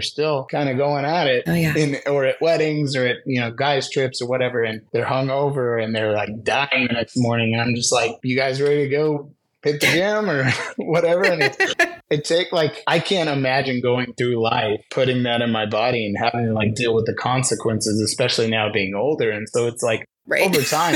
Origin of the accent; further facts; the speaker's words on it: San Diego, California, United States; in San Diego with a lot of my hometown friends